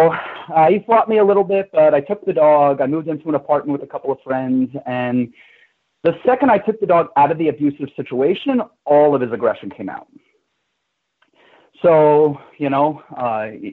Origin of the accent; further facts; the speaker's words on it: New York City, New York, United States; moved away as an adult; I'm originally from New York, born and raised in Manhattan